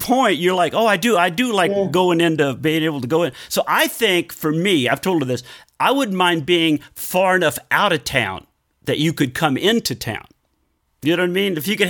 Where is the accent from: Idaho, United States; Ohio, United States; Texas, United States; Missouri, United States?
Texas, United States; Conroe; also born or lived in Oklahoma; Originally, I was born in Oklahoma, but I grew up in Texas. Most of my life, Texas.